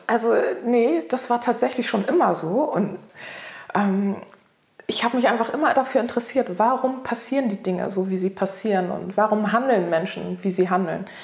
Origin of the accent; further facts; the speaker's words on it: Hamburg, Germany; ich bin in Hamburg geboren